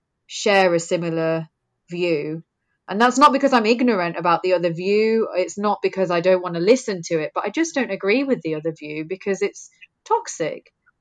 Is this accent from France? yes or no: no; England, United Kingdom; born there; it kind of made me feel really lucky that I was born in England, because I think that there are some brilliant movements that we've had for women in this country.